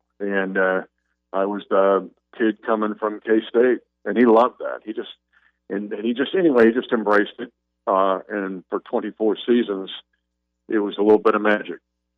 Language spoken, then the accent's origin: English; Smith County, Kansas, United States; my personal story was growing up in Smith County near the Kansas-Nebraska border.